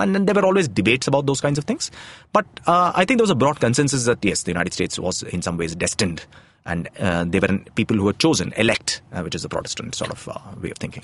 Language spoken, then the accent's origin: English; Tamil Nadu, India; my home state of Tamil Nadu